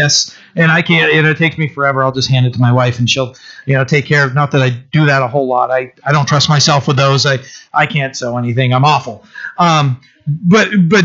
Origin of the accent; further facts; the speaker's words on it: Bucksport, Maine, United States; also born or lived in Orland, Maine / Italy; the house I was born in Bucksport, my mom couldn't afford it anymore, and it got foreclosed on, so we just had to move somewhere. So we moved out to a trailer in Orland, the next town over